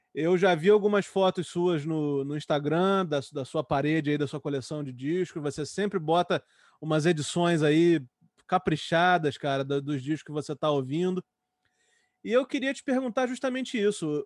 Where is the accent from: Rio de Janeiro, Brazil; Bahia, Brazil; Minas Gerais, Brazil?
Rio de Janeiro, Brazil; eu sou do Rio